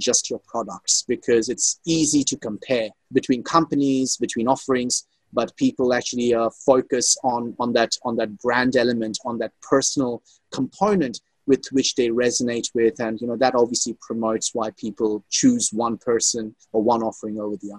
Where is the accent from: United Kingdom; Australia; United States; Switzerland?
Australia; accent: Aussie; moved away as an adult; also born or lived in Kolkata, India; now in Singapore; I was pretty much raised in Australia